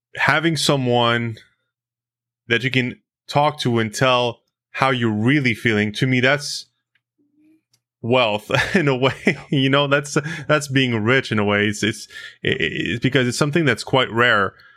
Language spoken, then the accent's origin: English; United States; now in Canada; as an American